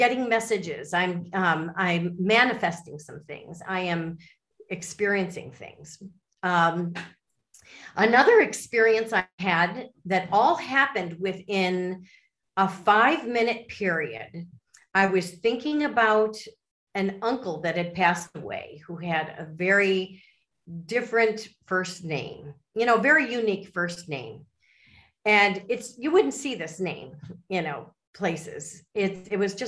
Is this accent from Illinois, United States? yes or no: yes; Chicago suburbs, Illinois, United States; I'm from the Midwest, like you are. I'm from the Chicago suburbs.